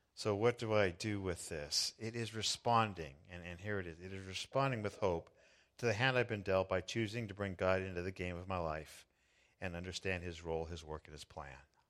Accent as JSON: {"language": "English", "region": "Southern California", "country": "United States", "tie": "born or raised there", "said": "I was born in Southern California in the United States"}